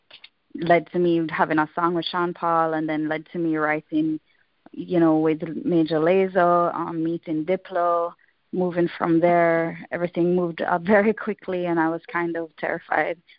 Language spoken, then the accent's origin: English; Jamaica; Growing up in Jamaica